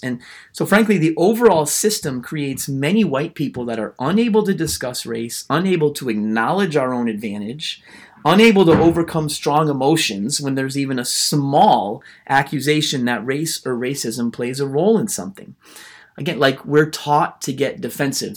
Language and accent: English; United States; I am a white American man